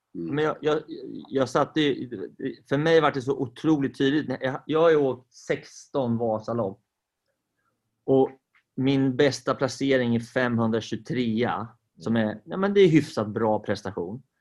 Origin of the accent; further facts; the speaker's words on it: Sweden; Vi är ju svenskar